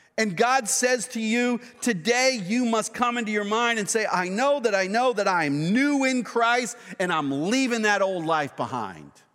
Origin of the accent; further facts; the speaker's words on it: Boston, Massachusetts, United States; moved away; It's my hometown